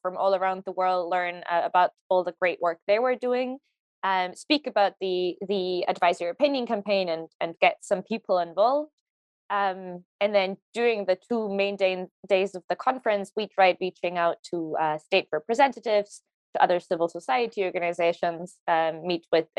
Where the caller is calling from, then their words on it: Hamburg, Germany; I'm joining from Hamburg in Germany today